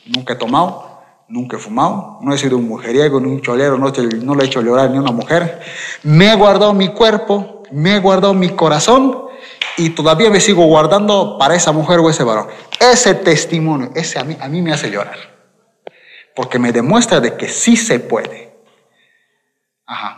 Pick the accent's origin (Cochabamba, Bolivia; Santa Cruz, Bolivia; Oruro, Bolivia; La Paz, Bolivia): Cochabamba, Bolivia; Quillacollo; also born or lived in Vinto; Yo nací en Quillacollo, es decir, aquí, o sea que vivo en Cochabamba, pero vivía en Vinto